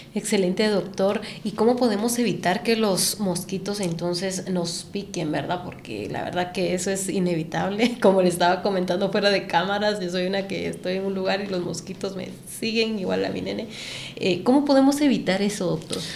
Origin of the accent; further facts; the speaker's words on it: Guatemala; nosotros como guatemaltecos